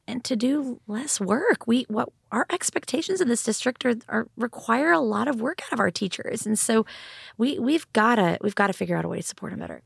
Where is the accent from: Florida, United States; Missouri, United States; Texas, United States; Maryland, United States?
Texas, United States; Austin; also born or lived in Dallas; I grew up in Eanes and graduated from Westlake High School